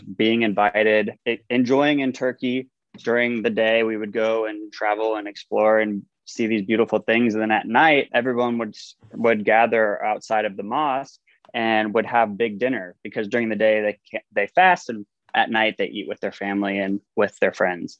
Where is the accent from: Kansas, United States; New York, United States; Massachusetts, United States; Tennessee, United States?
Tennessee, United States; Nashville; now in Los Angeles, United States; I grew up in Nashville, Tennessee